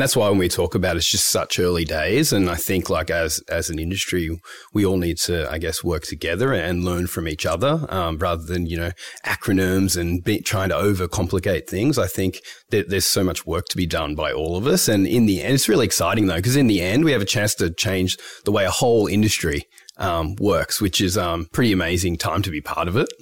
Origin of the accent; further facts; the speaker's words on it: Melbourne, Victoria, Australia; I'm from Melbourne originally.